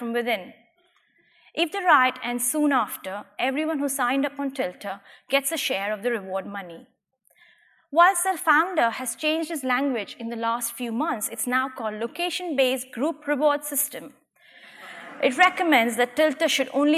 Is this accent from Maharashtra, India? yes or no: no; Gujarat, India; my hometown in India